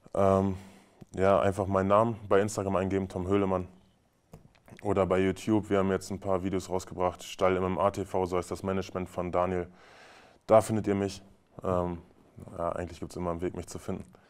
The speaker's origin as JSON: {"language": "German", "town": "Braunschweig", "region": "Lower Saxony", "country": "Germany", "tie": "born or raised there", "moved": "as an adult", "lives_now": "Magdeburg, Germany", "said": "ich komme aus Braunschweig, bin gebürtiger Braunschweiger"}